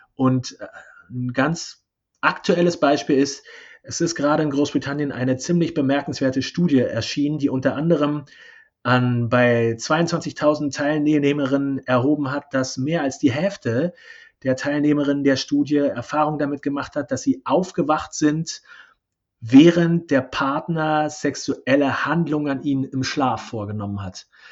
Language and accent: German; East Germany, Germany; Ich bin ja gebürtige Ossi.